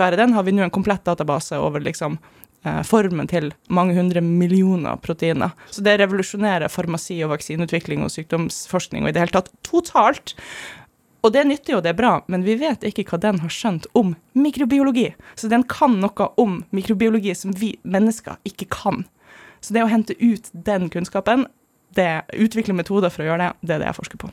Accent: Germany; moved away; jeg vokste opp i Tyskland

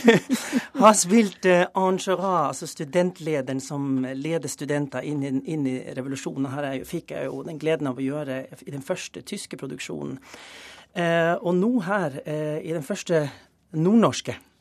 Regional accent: Tromsø, Troms, Norway; moved away; also born or lived in Germany; den flotte hjembyen min

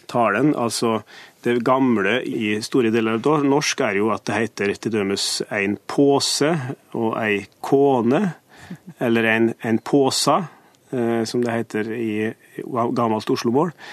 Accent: Trysil, Innlandet, Norway; Jeg kommer fra Trysil.

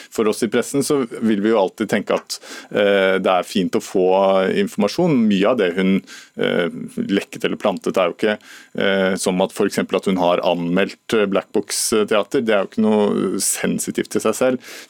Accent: Northern Norway, Norway; jeg er nordlending, og det, det, er sånn vi holder på, liksom.

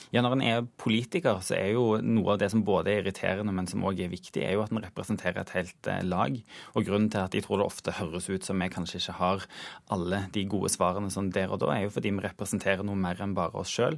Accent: Western Norway, Norway; jeg er jo vestlending

